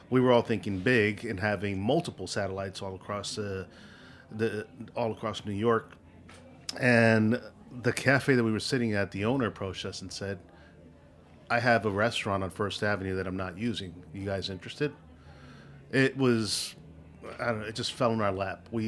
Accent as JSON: {"language": "English", "country": "Philippines", "said": "You know, I am a Filipino and this is how we cook."}